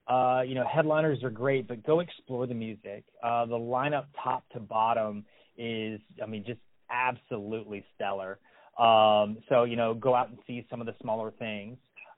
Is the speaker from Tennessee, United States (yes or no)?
no; Louisville, Kentucky, United States; even though we're from Louisville, let's go see some things that perhaps, you know, living there 20 plus years, you've never taken the opportunity to go check out.